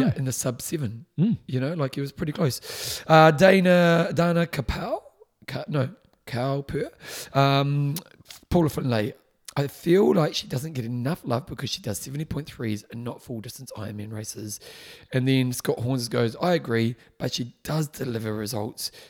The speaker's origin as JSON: {"language": "English", "country": "Canada", "said": "as a Canadian, I have to give a shout out to two amazing Canadian women."}